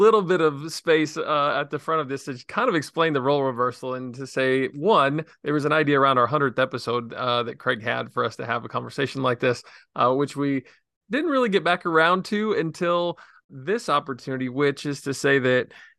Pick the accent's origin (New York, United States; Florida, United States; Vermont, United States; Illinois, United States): Illinois, United States; Yeah, so I grew up in Southern Illinois in a town of about 3,000 people, and I just absolutely loved my childhood.